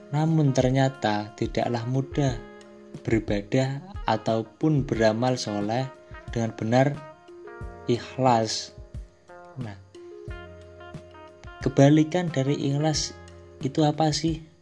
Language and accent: Indonesian; Demak, Central Java, Indonesia; Saya itu aslinya orang Demak, Demak Kota Wali.